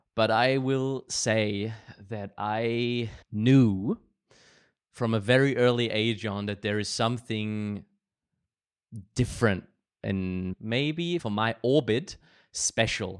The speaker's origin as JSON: {"language": "English", "country": "Germany", "tie": "born or raised there", "said": "growing up in Germany"}